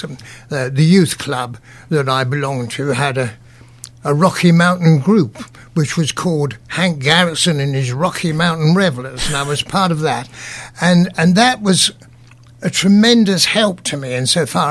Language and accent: English; Cambridge, East of England, United Kingdom; I was born in Cambridge, and I had very elderly parents